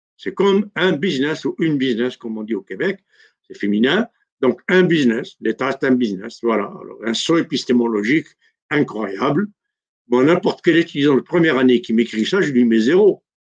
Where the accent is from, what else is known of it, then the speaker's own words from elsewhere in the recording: Algeria; Chez nous, en Algérie